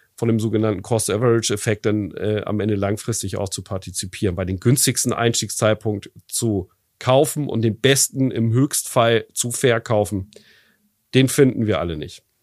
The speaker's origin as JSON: {"language": "German", "country": "Germany", "said": "bei uns in Deutschland"}